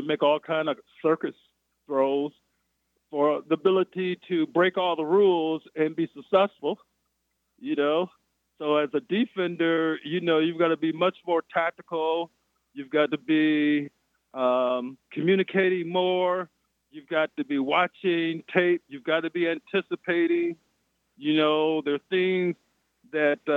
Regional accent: Flint, Michigan, United States; moved away; also born or lived in New Hampshire; I'm from Flint. I played in some cold games in high school

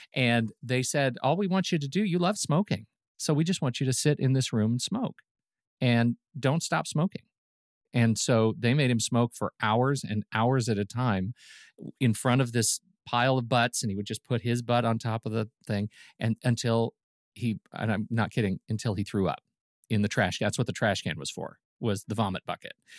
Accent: Colorado Springs, Colorado, United States; where I grew up in Colorado Springs

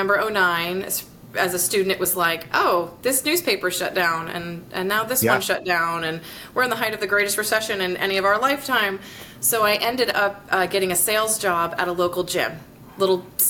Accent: Naples, Florida, United States; also born or lived in Colorado Springs, Colorado; now in Gainesville, United States; I grew up down in Naples, Florida. Originally born in Colorado Springs, but when I was a kid, we moved to Naples

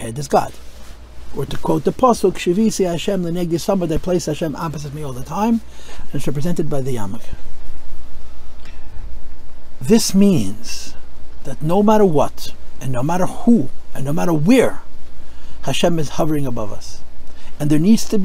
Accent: United States; I'm an American

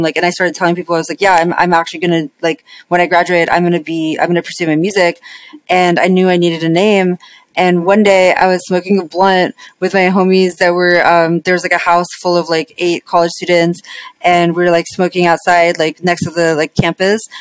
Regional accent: Las Vegas, Nevada, United States; moved away; I grew up in Vegas

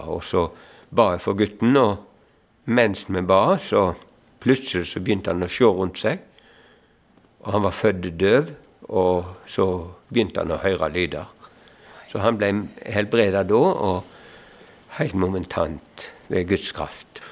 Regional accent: Eikemo, Norway; moved away; jeg er hjemme på Eikemo

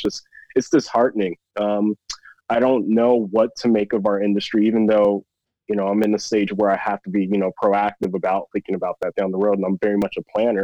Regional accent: Chino Hills, California, United States; moved away as an adult; also born or lived in Arizona; I grew up in Chino Hills

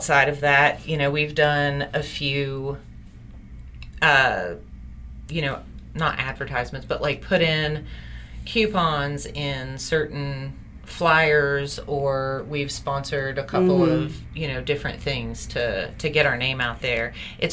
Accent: Huntington, West Virginia, United States; we're from Huntington

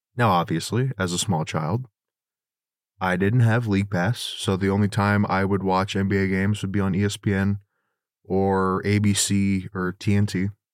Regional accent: Bremerton, Washington, United States; also born or lived in Silverdale, Washington; I grew up in the Seattle area, uh, specifically, um, if anyone's familiar with Western Washington, the Bremerton, Silverdale area kinda bounced around from both, um, but I lived in Bremerton for most of my childhood

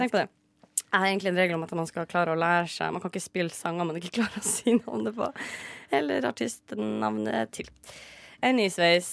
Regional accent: Northern Norway, Norway; så er jeg dessverre fra Nord-Norge

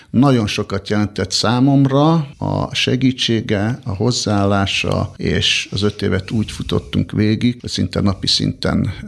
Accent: Budapest, Hungary; also born or lived in Borsod-Abaúj-Zemplén; én egy borsodi születésű ember vagyok, borsodban születtem, pontosabban Nozdon, kisgyerekkorom óta felköltöztünk Budapestre

